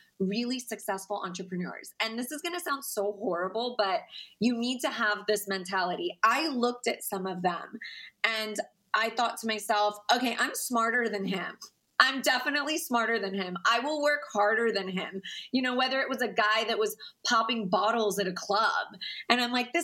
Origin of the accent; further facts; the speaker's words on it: Cypress, Texas, United States; I am from a middle-class home in Houston, Texas, actually Cypress, Texas